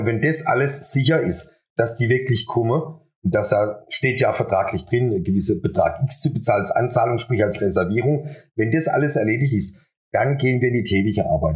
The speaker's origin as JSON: {"language": "German", "town": "Buchen", "region": "Baden-Württemberg", "country": "Germany", "moved": "as an adult", "lives_now": "Adelsheim, Germany", "said": "Bin ursprünglich aus Buchen"}